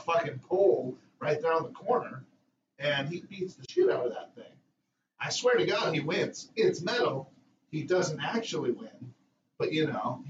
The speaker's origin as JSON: {"language": "English", "town": "Monrovia", "region": "California", "country": "United States", "tie": "born or raised there", "moved": "yes", "said": "I grew up in the 90s in L.A."}